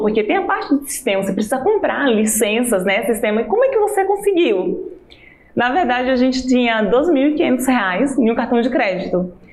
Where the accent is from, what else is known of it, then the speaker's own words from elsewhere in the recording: Maceió, Alagoas, Brazil; moved away; Eu nasci em Maceió, mas praticamente a cidade, né, que eu posso chamar de minha cidade, foi a cidade que eu fui criada